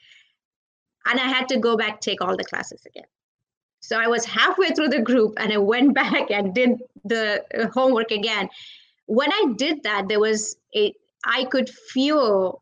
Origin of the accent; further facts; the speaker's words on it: India; I'm from India